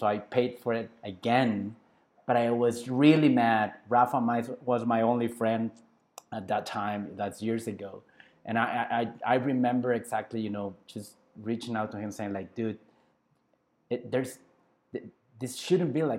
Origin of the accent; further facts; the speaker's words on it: Culiacán, Sinaloa, Mexico; now in Guadalajara, Mexico; my hometown is Culiacán, Sinaloa